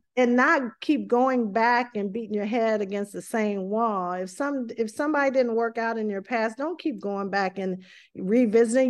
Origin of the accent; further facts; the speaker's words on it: the South, United States; accent: strong Southern dialect; moved away; I grew up in a, um, an area of the South where, uh, we had a very strong dialect